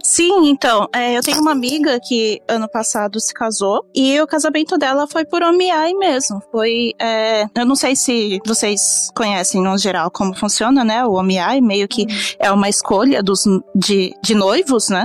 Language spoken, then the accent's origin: Portuguese; Brazil; now in Japan; eu sou brasileira